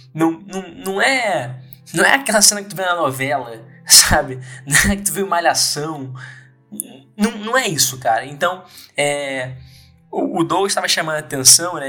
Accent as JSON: {"language": "Portuguese", "country": "Brazil", "said": "enquanto brasileiro"}